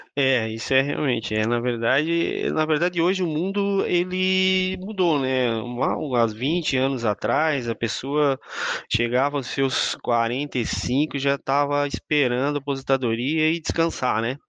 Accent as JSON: {"language": "Portuguese", "town": "Imbituba", "region": "Santa Catarina", "country": "Brazil", "tie": "born or raised there", "also_born_or_lived": "São Mateus do Sul / São Francisco do Sul", "lives_now": "Florianópolis, Brazil", "said": "eu sou natural de Imbituba, aqui perto de Florianópolis"}